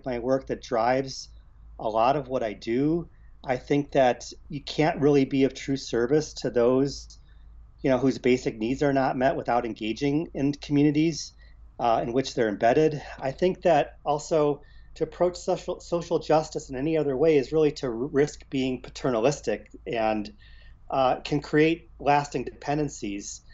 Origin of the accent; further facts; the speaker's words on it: Cleveland, Ohio, United States; moved away as an adult; also born or lived in California; Growing up in Cleveland